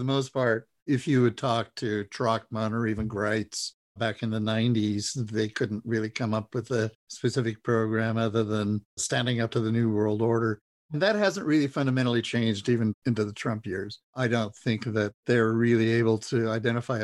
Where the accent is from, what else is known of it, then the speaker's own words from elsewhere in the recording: Idaho, United States; I grew up a Republican in Idaho